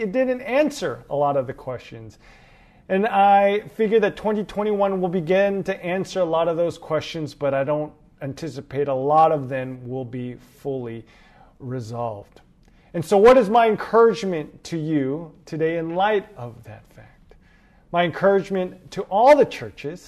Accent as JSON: {"language": "English", "town": "Los Angeles", "region": "California", "country": "United States", "moved": "as an adult", "lives_now": "New York, United States", "said": "I am originally from Los Angeles, California. I moved to New York about 8 years ago to pursue ministry"}